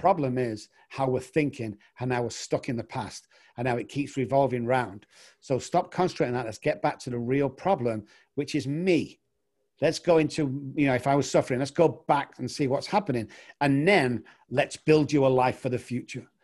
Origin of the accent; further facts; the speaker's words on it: England, United Kingdom; moved away; also born or lived in Manchester, United Kingdom; I'm actually from England